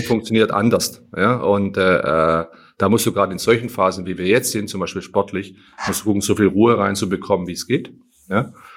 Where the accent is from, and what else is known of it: Berlin, Germany